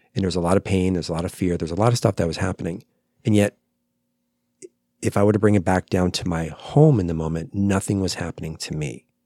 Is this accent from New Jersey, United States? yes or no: yes; New Jersey, United States; now in Phoenix, United States; New Jersey, that's where I'm